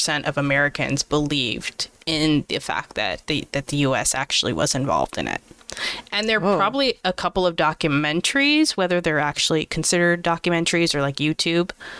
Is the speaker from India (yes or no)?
no; Canada; as a Canadian